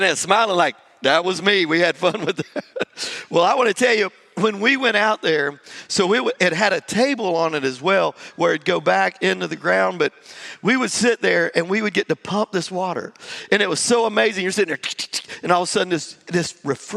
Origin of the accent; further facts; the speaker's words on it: Jacksonville, Florida, United States; moved away; I grew up in Jacksonville, Florida, right there on Highway 17.